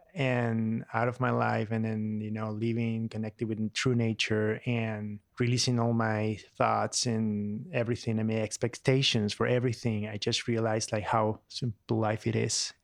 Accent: Buenos Aires, Argentina; English is a second language; moved away as an adult; now in United States; I'm from Argentina, um, Buenos Aires, and I came to this country like seven years ago

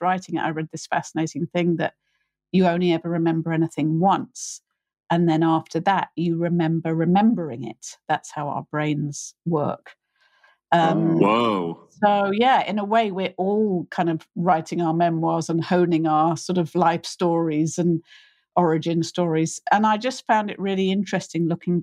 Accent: United Kingdom; I'm British, I'm middle class

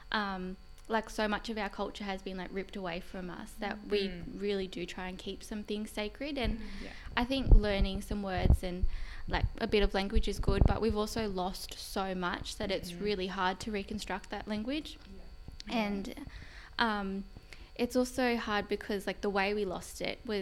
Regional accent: Moree, New South Wales, Australia; I'm from Moree

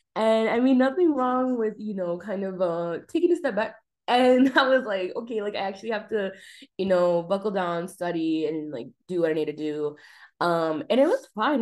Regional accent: El Paso, Texas, United States; now in Austin, United States; I am from El Paso, Texas

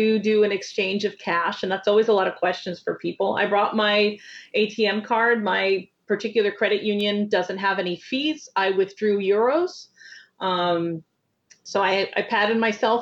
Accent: New York, United States; That's part of being a New Yorker

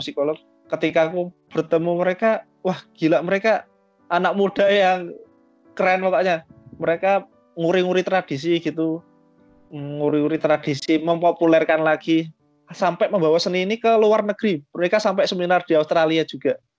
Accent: Java, Indonesia; kita kan orang-orang Jawa

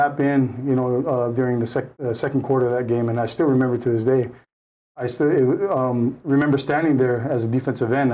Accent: Honolulu, Hawaii, United States; moved away as an adult; also born or lived in Los Angeles, California; my life growing up in Palolo

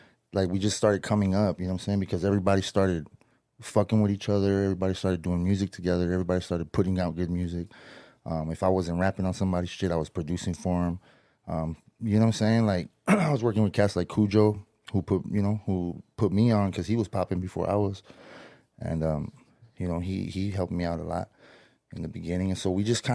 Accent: Hawthorne, California, United States; I'm from Hawthorne, California.

